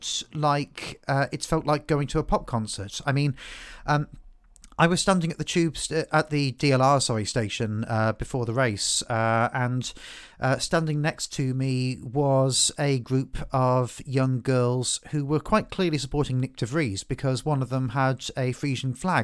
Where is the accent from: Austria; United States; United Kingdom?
United Kingdom; England; moved away; being an Englishman who doesn't live in England